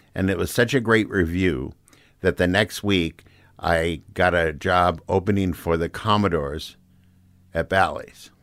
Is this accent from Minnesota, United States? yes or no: yes; Saint Paul, Minnesota, United States; moved away as an adult; also born or lived in Los Angeles; I grew up in Saint Paul